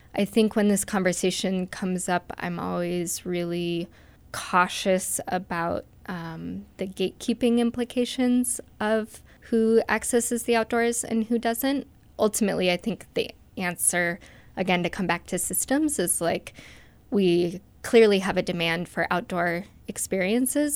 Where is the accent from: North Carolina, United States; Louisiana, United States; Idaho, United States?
Idaho, United States; Moscow; now in Salmon, United States; I grew up here in Moscow, Idaho, on the Palouse